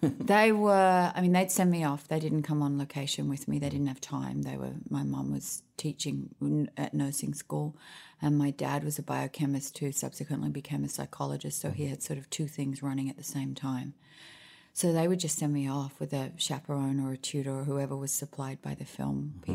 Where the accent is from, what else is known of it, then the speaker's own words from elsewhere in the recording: Sydney, New South Wales, Australia; moved away as an adult; also born or lived in Honolulu, Hawaii / Washington, D.C.; now in Nashville, United States; I was born in Hawaii, Honolulu. I spent, I think it was about a year, two years there, maybe three. And then we moved to Washington, D.C., where my dad was doing his PhD at the Institute of Health. And then we moved back to Australia